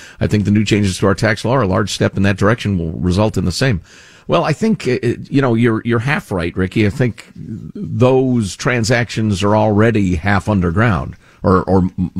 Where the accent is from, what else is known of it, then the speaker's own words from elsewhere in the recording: Netherlands; English is a second language; I grew up in the Netherlands in the 60s and 70s.